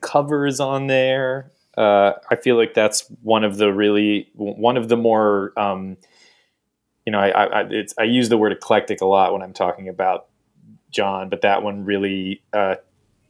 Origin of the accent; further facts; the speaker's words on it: Wilmington, Delaware, United States; now in Brooklyn, United States; They live in Wilmington, Delaware, where I grew up